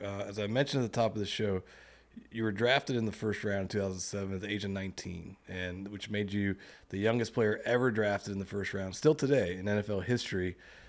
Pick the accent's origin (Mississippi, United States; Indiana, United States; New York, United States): Mississippi, United States; moved away; also born or lived in California; I'm from Mississippi, and I went to California